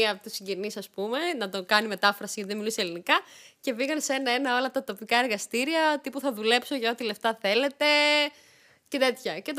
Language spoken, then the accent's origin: Greek; Greece; also born or lived in Yerevan, Armenia; Γεννήθηκα στο Γερεβάν, στην πρωτεύουσα τη Αρμενία, ε, το 1991 και ήρθα Ελλάδα δύο ετών.